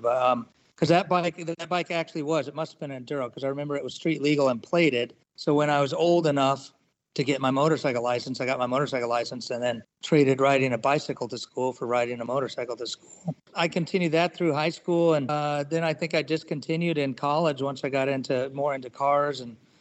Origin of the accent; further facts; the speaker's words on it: Southern California, United States; moved away; I've been here for since '99, but I grew up in Southern California